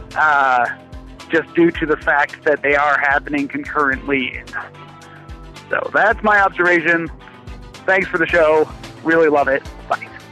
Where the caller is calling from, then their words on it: Columbus, Ohio, United States; I'm calling from Columbus, Ohio